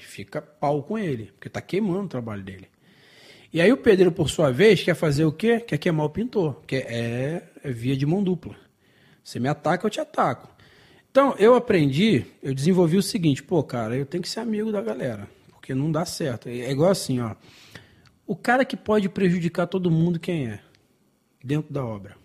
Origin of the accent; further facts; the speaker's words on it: Brazil; eu sou brasileiro